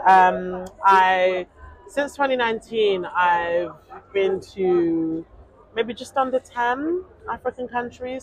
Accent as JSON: {"language": "English", "country": "United Kingdom", "also_born_or_lived": "Nigeria", "said": "I am a British Nigerian journalist"}